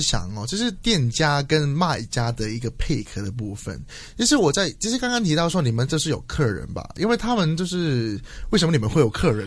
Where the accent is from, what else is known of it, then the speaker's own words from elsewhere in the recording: Hong Kong; 作为一个香港人，其实有一点惭愧